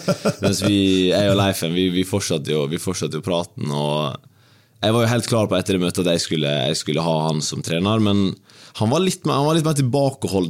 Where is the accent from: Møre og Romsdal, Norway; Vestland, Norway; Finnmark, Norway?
Møre og Romsdal, Norway; Ulsteinvik; moved away as an adult; Jeg var jo eh, lenge i klubben min Dimna hjemme i Ulsteinvik. Det var jo der jeg vokste opp